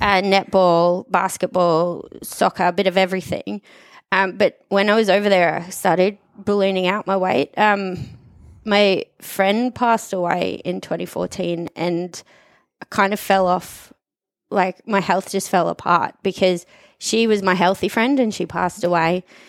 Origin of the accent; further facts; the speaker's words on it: Australia; moved away as an adult; also born or lived in Sunshine Coast, Australia / Brisbane, Australia / Abu Dhabi, United Arab Emirates; now in Dubai, United Arab Emirates; I grew up in Wyndham North, went to Wyndham North State School and High School